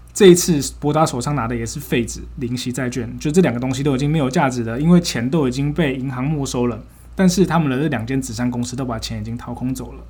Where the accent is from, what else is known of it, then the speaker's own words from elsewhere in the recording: Taichung, Taiwan; 我国中高中念的是台中的一间私校